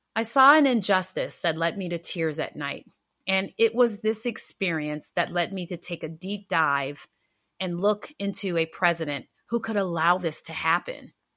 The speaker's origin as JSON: {"language": "English", "town": "Rochester", "region": "New York", "country": "United States", "tie": "born or raised there", "also_born_or_lived": "Minnesota", "moved": "yes", "said": "I was born in Rochester, New York, and my childhood was the stereotypical poor black experience"}